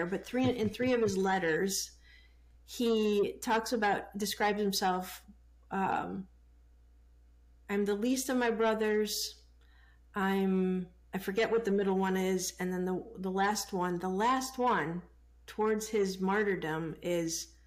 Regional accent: Chicago, Illinois, United States; I grew up in the, you know, in the city of Chicago, and in the 70s with racial tension back then

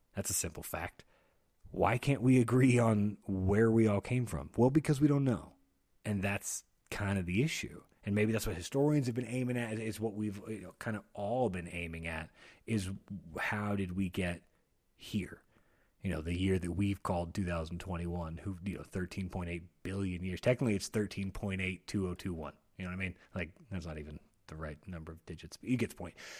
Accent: United States; I'm an American

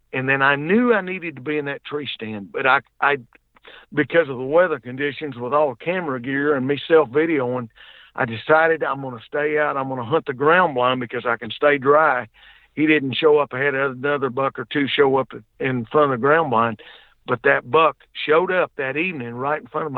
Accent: the South, United States; I'm from the South down here. We can't pronounce right most of the time

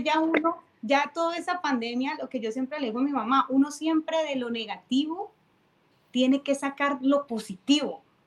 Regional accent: Cali, Valle del Cauca, Colombia; now in Tampa, United States; soy de Cali, pero vivo en Tampa

